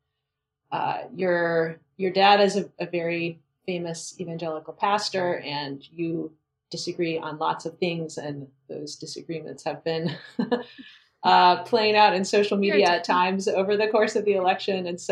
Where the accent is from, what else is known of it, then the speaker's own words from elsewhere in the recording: Gatlinburg, Tennessee, United States; my hometown of Gatlinburg, Tennessee.